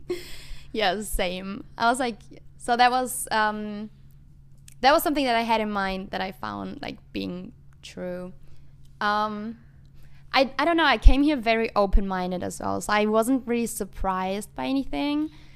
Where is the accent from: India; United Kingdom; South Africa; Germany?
Germany; moved away as an adult; now in United States; I'm from Germany